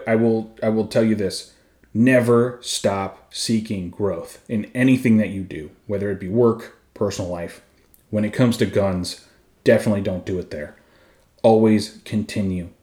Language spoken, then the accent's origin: English; Arizona, United States; I grew up in Arizona